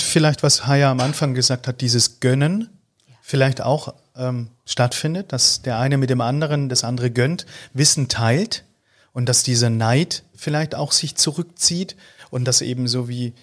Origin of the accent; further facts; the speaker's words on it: Austria; als Österreicher